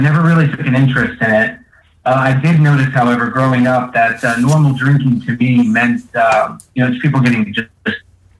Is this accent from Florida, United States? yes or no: yes; Florida, United States; moved away as an adult; now in Philadelphia, United States; I am originally from Florida, but for the past 8 years, I've been living in Philly.